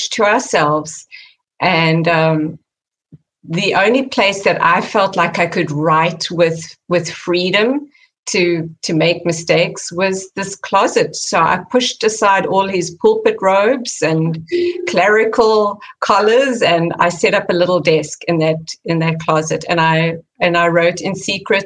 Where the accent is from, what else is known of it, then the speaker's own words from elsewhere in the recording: South Africa; moved away as an adult; now in California, United States; growing up in South Africa